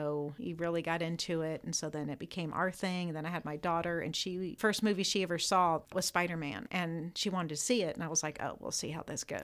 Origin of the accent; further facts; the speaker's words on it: Indianapolis, Indiana, United States; moved away as an adult; also born or lived in Florida / Laguna Beach, California; now in Muncie, United States; I'm from Indianapolis